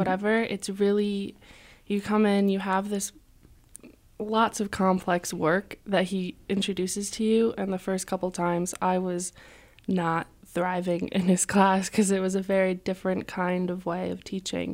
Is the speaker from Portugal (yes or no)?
no; Colchester, Connecticut, United States; moved away as an adult; now in Keene, United States; I am from a small town called Colchester in Connecticut